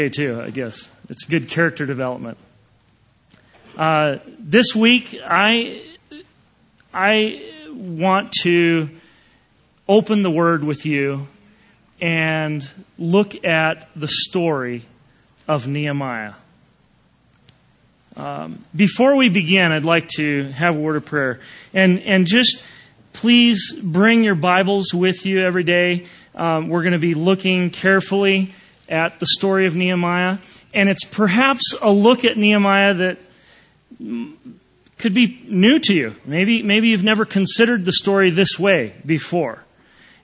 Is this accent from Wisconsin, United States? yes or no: yes; Wisconsin, United States; now in Lake Tahoe, United States; I grew up in Wisconsin and grew up with the cold weather